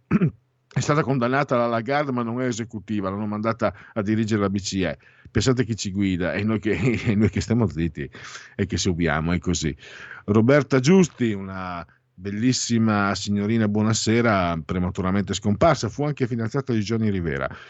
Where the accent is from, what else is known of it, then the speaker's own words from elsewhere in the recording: Triveneto, Italy; dalle nostre parti si bestemmia anche troppo, è una pessima abitudine, si bestemmia moltissimo perché la Chiesa eh, da noi, Triveneto